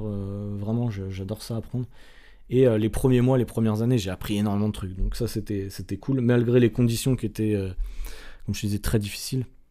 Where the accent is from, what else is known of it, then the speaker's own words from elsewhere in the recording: Nantes, Pays de la Loire, France; moved away as an adult; also born or lived in Strasbourg / Angers; now in Sydney, Australia; j'ai quitté euh, Nantes, qui était ma ville natale